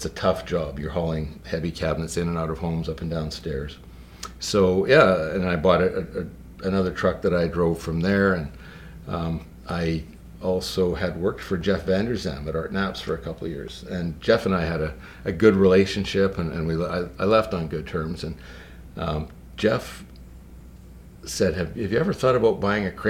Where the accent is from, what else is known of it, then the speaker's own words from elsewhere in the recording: Kelowna, British Columbia, Canada; I grew up in Kelowna. I wasn't born here. I can't say I was born and raised here, but I moved here. My parents moved here when I was in grade 3, and have been here ever since, never left